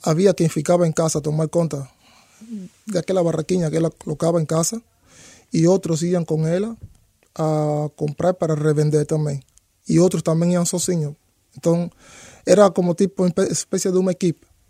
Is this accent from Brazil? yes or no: no; Santiago de Cuba, Cuba; Portuguese is a second language; moved away as an adult; also born or lived in Havana, Cuba / Sweden; now in Portugal; A minha família está em Santiago, eu não sou daqui da Havana.